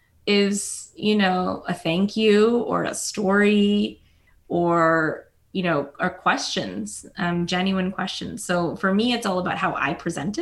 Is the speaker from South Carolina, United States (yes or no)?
yes; South Carolina, United States; My parents were Indian immigrants. They settled in South Carolina. I was born there in South Carolina, not India